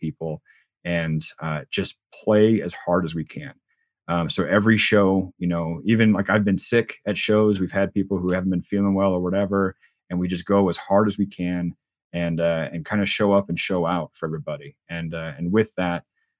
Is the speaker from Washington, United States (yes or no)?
yes; Spokane, Washington, United States; also born or lived in Virginia; I'm from Spokane originally, so I'm a Spokane boy, true to heart